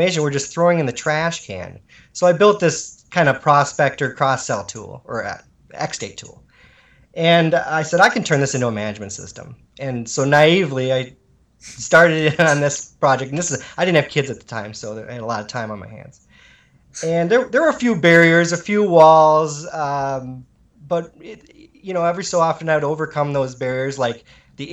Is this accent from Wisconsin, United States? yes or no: yes; Shawano, Wisconsin, United States; also born or lived in Illinois; I'm from Shawano. Shawano, Wisconsin.